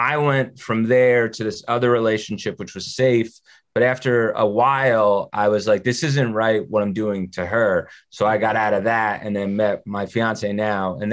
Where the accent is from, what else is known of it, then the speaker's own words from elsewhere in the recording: New Jersey, United States; I grew up in North Jersey